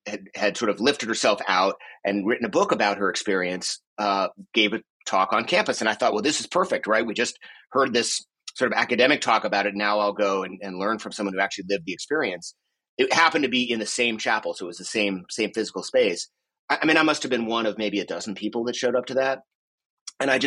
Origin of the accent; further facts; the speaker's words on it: Boston, Massachusetts, United States; born there; also born or lived in Boulder; I was born in Boston, although actually we moved to Boulder when I was uh, 11 days old.